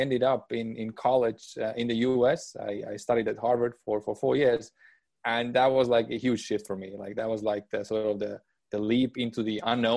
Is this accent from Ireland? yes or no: no; Estonia; moved away as an adult; also born or lived in United States; I was born and raised in Estonia